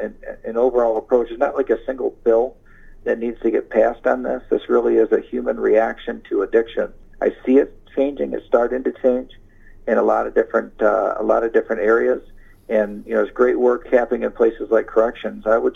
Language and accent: English; Ionia, Michigan, United States; I'm from Ionia, and I'm proud of corrections.